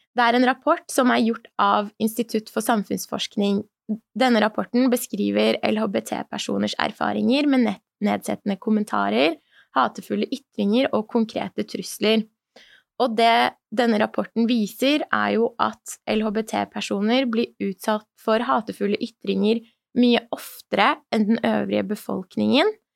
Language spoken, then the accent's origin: Norwegian; Norway; also born or lived in Iran; som iraner i Norge, selv om jeg kom hit når jeg var tre år Jeg har jo vokst opp hele livet mitt her